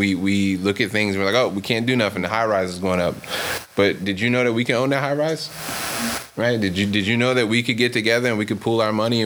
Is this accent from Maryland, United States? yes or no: yes; Maryland, United States; also born or lived in Brooklyn, New York; now in Oakland, United States; I'm not from Oakland. I'm originally from Maryland, lived in Brooklyn for 10 years.